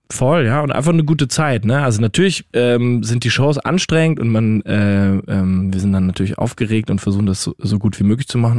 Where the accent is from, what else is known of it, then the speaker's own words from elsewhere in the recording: Rhineland-Palatinate, Germany; now in Austria; ich bin ja Pfälzer